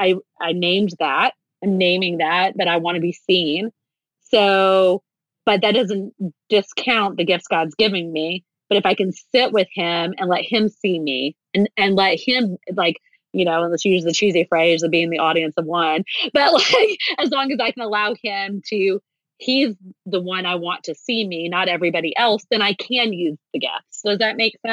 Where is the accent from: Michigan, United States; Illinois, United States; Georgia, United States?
Georgia, United States; Atlanta; we're from Atlanta